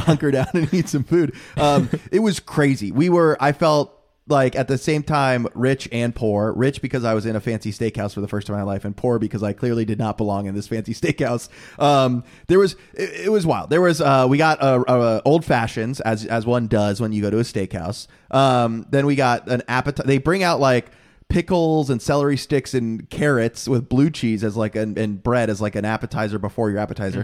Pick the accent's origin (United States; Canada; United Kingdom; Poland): United States; Florida; we're from Florida